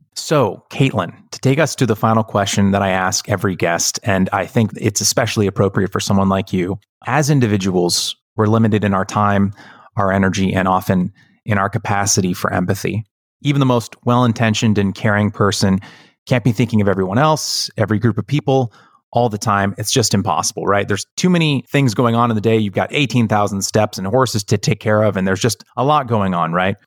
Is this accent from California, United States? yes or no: yes; California, United States; having been born and raised in California